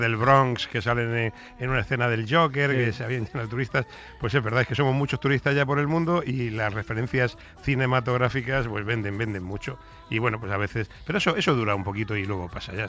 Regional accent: Mediterranean coast, Spain; also born or lived in Madrid; yo soy del Mediterráneo

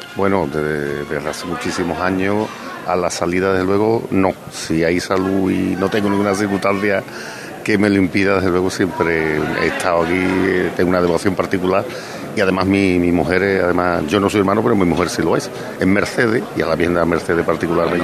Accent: Mairena del Alcor, Andalusia, Spain; estuve en mi pueblo que hacía tiempo que no, que no podía disfrutar tanto tiempo también de la hermandad de la borriquita de mi pueblo. Que aunque yo soy soleano, soy de la hermandad de la soledad de Mairena

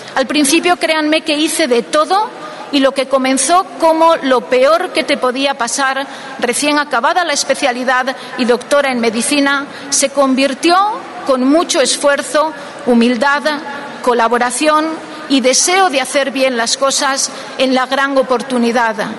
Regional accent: Zamora, Castile and León, Spain; now in Salamanca, Spain; soy zamorana de nacimiento

